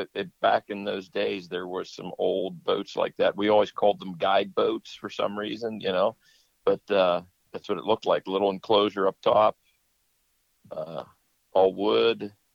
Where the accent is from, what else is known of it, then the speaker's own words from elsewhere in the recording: Pennsylvania, United States; we're from Pennsylvania